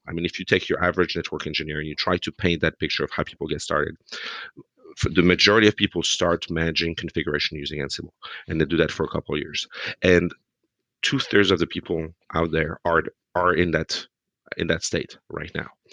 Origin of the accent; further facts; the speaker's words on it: France; now in United States; a couple of French guys living in America